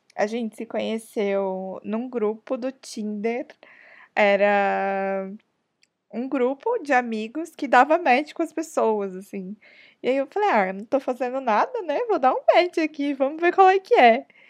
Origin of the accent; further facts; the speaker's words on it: São Paulo, Brazil; Todas somos de São Paulo mesmo, mas tipo, cada uma tá num canto de São Paulo